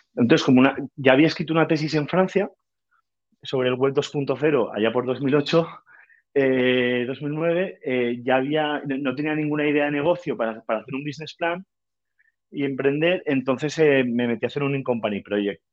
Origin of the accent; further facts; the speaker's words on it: Valencia, Valencian Community, Spain; also born or lived in Paris / Lagos, Nigeria; soy de Valencia, tengo 35 años